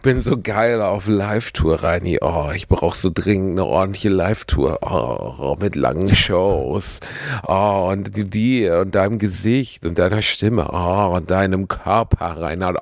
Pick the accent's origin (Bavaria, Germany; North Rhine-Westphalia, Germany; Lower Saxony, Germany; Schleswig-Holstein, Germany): North Rhine-Westphalia, Germany; Gelsenkirchen; in meiner Heimatstadt, Gelsenkirchen